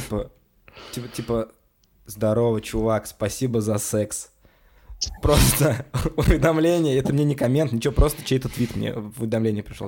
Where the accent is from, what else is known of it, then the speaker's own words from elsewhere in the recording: Kazan, Tatarstan, Russia; Я из Казани сам